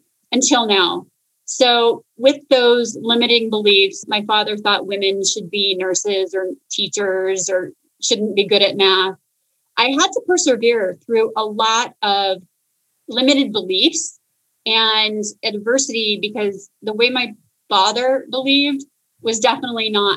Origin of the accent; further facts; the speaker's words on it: Phoenix, Arizona, United States; I am from Phoenix, and I grew up in a family that was entrepreneurial